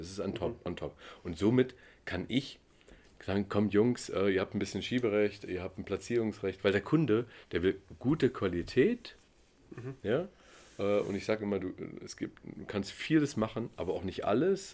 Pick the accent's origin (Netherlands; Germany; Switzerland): Germany; also born or lived in East Germany; ich bin Deutscher